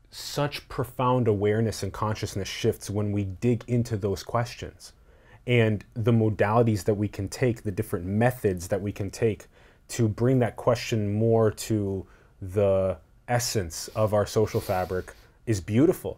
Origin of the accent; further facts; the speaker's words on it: United States; how I was born and how I was grown up, like, here in the United States